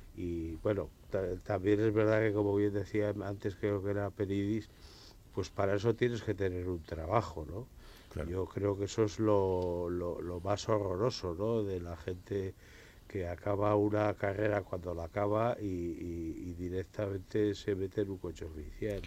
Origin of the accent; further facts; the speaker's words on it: Burgos, Castile and León, Spain; yo soy de Burgos